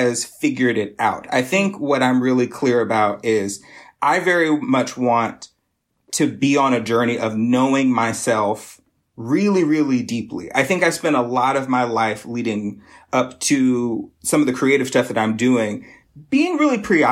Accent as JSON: {"language": "English", "town": "Lexington", "region": "South Carolina", "country": "United States", "tie": "born or raised there", "also_born_or_lived": "Greenville, South Carolina / Chicago", "moved": "as an adult", "lives_now": "Detroit, United States", "said": "I'm originally from South Carolina. So I was... born and raised in sort of the Midlands, Lexington"}